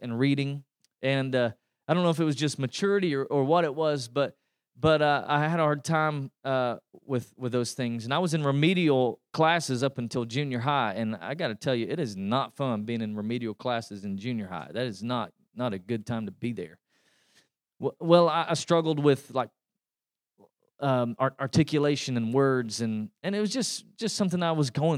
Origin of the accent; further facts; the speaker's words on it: East Tennessee, United States; now in Texas, United States; I grew up in East Tennessee, and that's why you can tell I'm not from here